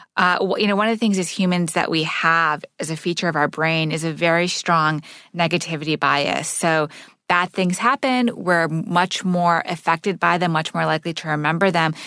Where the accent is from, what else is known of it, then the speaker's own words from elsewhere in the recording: Montreal, Quebec, Canada; So I grew up in Montreal, living in a Sufi meeting house.